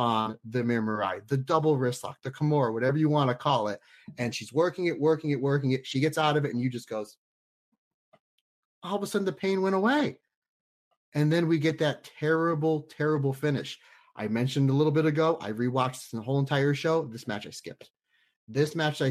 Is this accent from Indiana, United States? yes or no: no; Old Forge, Pennsylvania, United States; when I was a young boy growing up in Old Forge, Pennsylvania